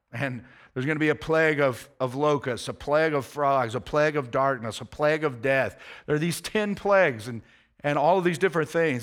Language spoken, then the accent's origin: English; United States; as an American